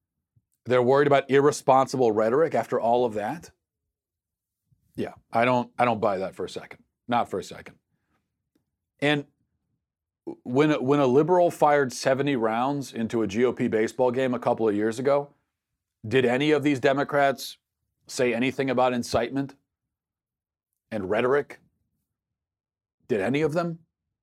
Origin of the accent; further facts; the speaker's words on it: Minnesota, United States; the president's visit to my home state of Minnesota on Monday.